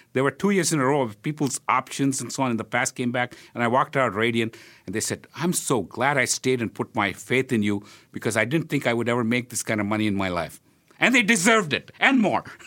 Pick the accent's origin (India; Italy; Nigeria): India; Hyderabad, Telangana; now in Philadelphia, United States; when I was growing up in India